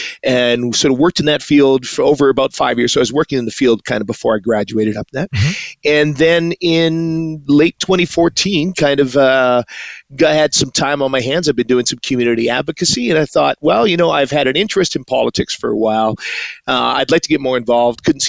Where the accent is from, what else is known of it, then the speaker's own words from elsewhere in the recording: Edmonton, Alberta, Canada; Born and raised in Edmonton. My father came up from Trinidad in 1967. My mom's family came over from the Netherlands in 48. So they met at a little church here in Edmonton. This is where I was born and raised. Grew up sort of in the Christian